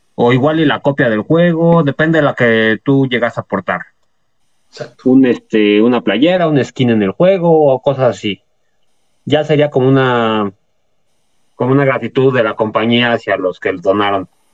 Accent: Mexico; si somos mexicanos

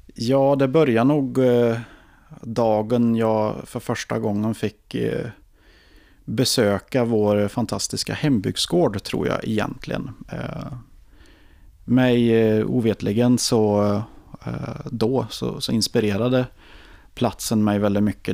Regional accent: Ekshärad, Värmland, Sweden; born or raised there; also born or lived in Karlstad

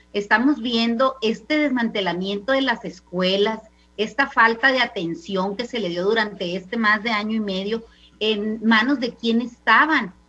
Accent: Mexico

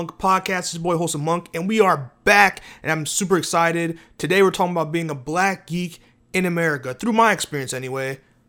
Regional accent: New York City, New York, United States; growing up, I was born in Bronx, New York, right? New York City.

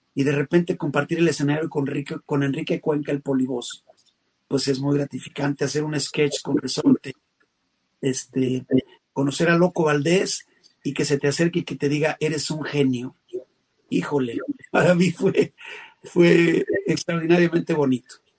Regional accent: León, Guanajuato, Mexico; moved away as an adult; Yo estaba trabajando en mi tierra en León, Guanajuato

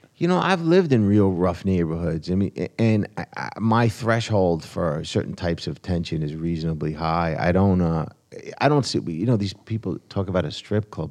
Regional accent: New Jersey, United States; now in New York City, United States; I grew up in Jersey

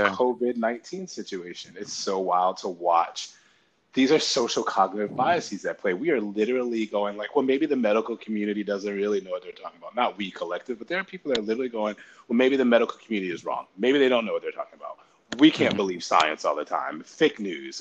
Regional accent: Connecticut, United States; I grew up in Connecticut

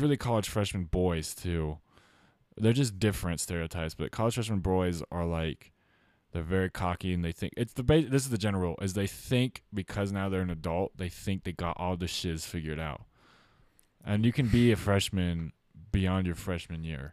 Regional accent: Utah, United States; I grew up in Utah

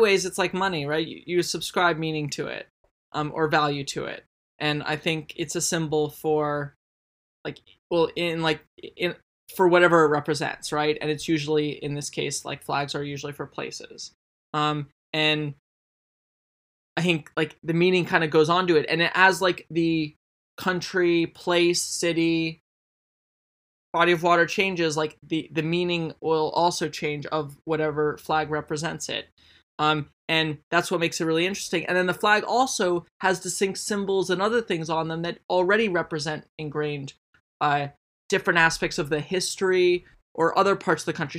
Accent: United States

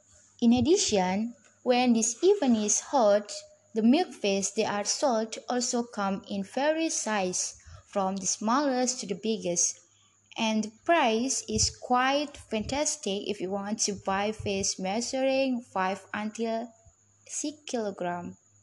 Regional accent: Gresik, East Java, Indonesia; Hello everyone … now I'm really excited to share the culture in my hometown, Gresik.

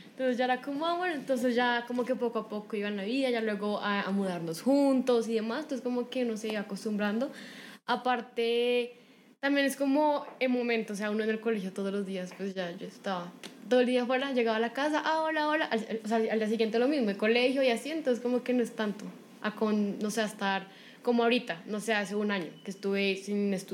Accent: Bogotá, Bogotá Capital District, Colombia; also born or lived in Cali; yo siempre he vivido como desde mis cinco meses acá en Bogotá, y toda caleña chiva

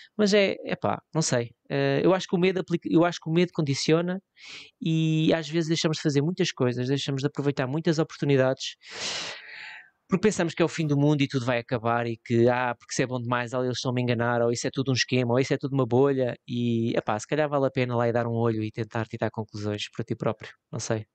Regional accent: Leiria, Leiria District, Portugal; Eu, eu em Leiria, eu sou, eu sou de Leiria

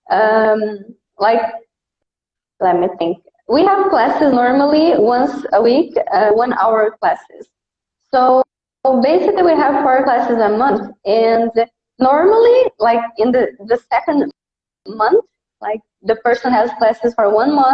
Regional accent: Brazil; accent: Brazilian; English is a second language; I do have a Brazilian accent. I'm from Brazil.

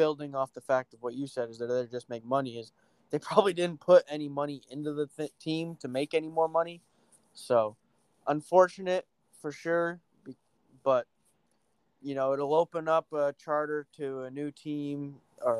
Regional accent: New England, United States; I'm from New England

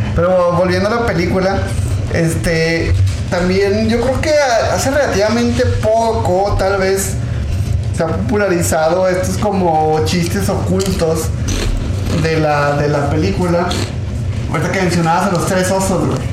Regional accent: Mexico; accent: Mexican

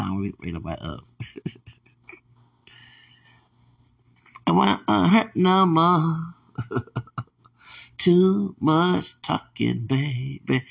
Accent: Texas, United States; I'm from Texas

